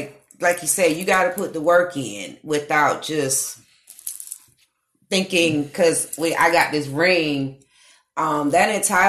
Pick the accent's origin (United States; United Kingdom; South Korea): United States; New York; Okay, I'm from Harlem. Word, NYC, baby.